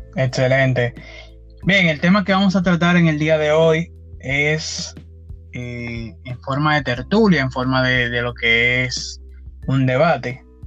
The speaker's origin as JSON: {"language": "Spanish", "country": "Dominican Republic", "said": "soy de la República Dominicana."}